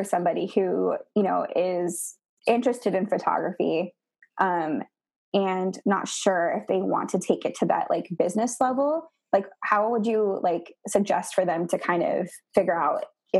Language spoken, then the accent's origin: English; Portland, United States; cause I grew up in Portland mostly. I did live in other places, but I came back to Portland.